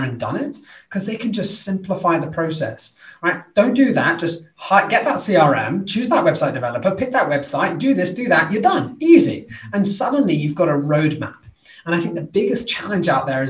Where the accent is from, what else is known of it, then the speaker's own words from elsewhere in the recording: United Kingdom; I'm British